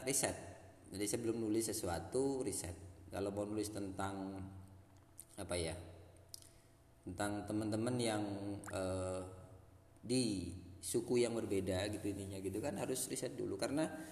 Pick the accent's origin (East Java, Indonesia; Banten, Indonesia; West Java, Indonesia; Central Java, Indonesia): East Java, Indonesia; Lamongan; moved away; Lamungan tempat saya itu keren, itu setelah saya bertahun-tahun tinggal di luar Lamungan